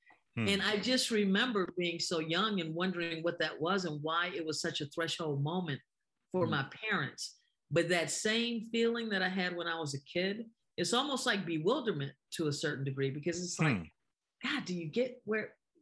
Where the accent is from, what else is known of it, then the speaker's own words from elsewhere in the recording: Detroit, Michigan, United States; I'm from Detroit